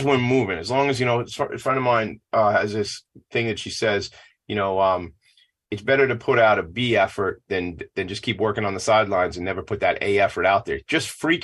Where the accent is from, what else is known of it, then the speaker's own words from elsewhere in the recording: Franklin Square, New York, United States; I grew up in Franklin Square. We're neighbors.